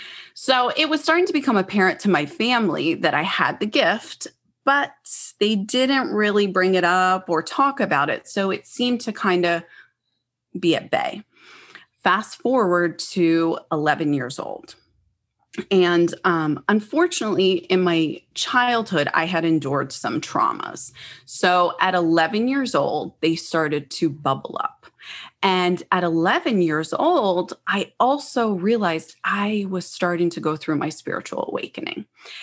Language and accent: English; Freehold, New Jersey, United States; I'm originally from the New Jersey, Philadelphia area. And as a little girl, I lived in Freehold, New Jersey.